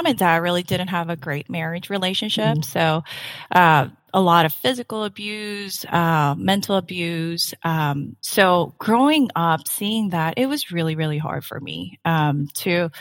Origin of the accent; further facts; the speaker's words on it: South Korea; English is a second language; also born or lived in Saipan; now in United States; I was born and raised in Korea. I lived in, though, a tiny island called Saipan for six years, where I learned English